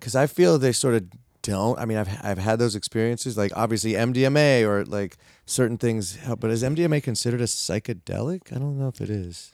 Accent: California, United States; I live in California, I'm from California.

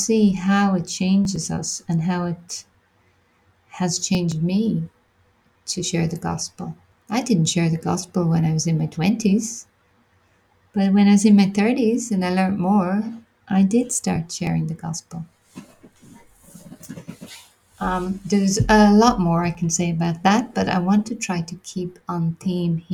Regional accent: Ireland; also born or lived in London, United Kingdom / Australia; I'm from Ireland. I went to the UK soon after school

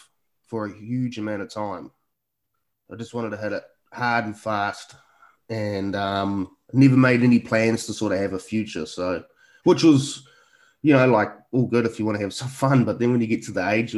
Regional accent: Picton, Marlborough, New Zealand; now in Auckland, New Zealand; growing up in Picton was really, I mean, growing up in rural New Zealand

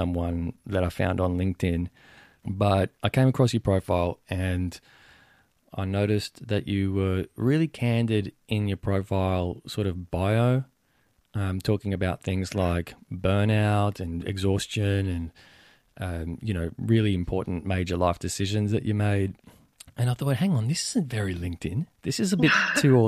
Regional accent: Venezuela; But I was born in Venezuela. So, and that's a Spanish-speaking country

